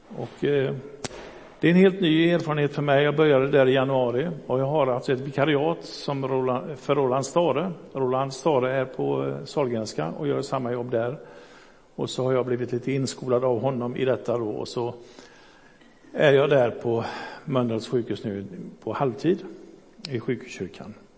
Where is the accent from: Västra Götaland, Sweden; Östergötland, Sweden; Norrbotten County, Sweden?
Västra Götaland, Sweden; Gothenburg; also born or lived in Hisingen, Backa / Fiskebäck / Önnered; Jag är uppvuxen i Göteborg